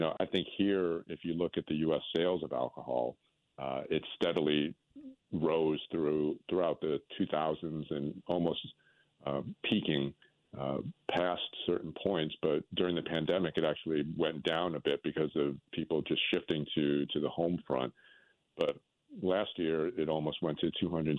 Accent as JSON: {"language": "English", "country": "Vietnam", "tie": "born or raised there", "moved": "yes", "lives_now": "New Orleans, United States", "said": "I'm a first generation refugee. So, I mean, I guess I'm first generation American. But, you know, I was born in Vietnam."}